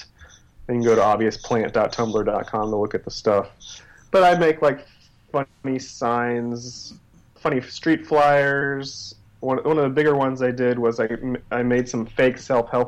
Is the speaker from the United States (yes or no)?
yes; Texas, United States; now in Los Angeles, United States; In Texas, I grew up in Texas.